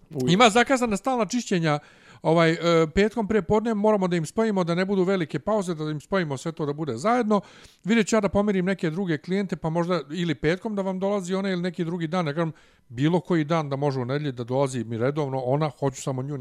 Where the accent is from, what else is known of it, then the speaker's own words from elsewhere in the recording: Bosnia & Herzegovina; accent: Ijekavian; now in Serbia; Ja nje objasnim da sam ja bosanac